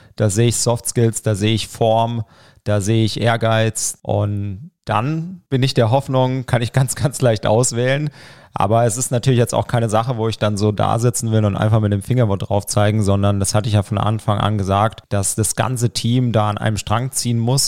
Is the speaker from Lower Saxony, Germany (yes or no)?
no; Broggingen, Baden-Württemberg, Germany; moved away as an adult; also born or lived in Saarbrücken; now in Landkreis Roth, Germany; Ja, ich komme aus Broggingen. Das ist ein ganz kleiner Ort in der Nähe von Herbolzheim.